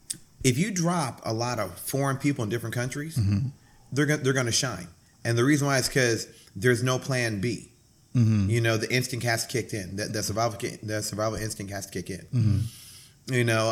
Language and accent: English; Columbus, Ohio, United States; now in Bahamas; I was born in Columbus, Ohio, the home of the Arnold Classic.